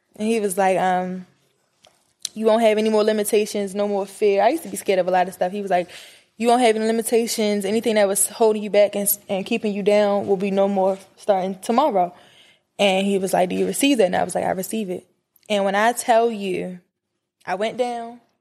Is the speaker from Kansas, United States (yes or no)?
no; Baltimore, Maryland, United States; I'm from Baltimore